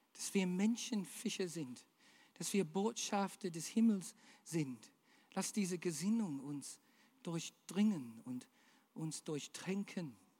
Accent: Australia; German is a second language; now in Germany; Ich bin Australier.

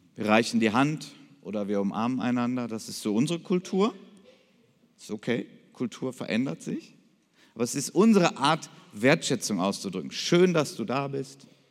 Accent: Krefeld, North Rhine-Westphalia, Germany; ich komme aus Krefeld

